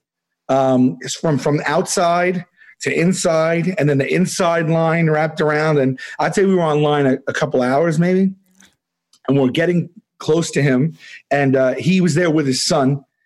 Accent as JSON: {"language": "English", "town": "New York City", "region": "New York", "country": "United States", "said": "I'm from Staten Island"}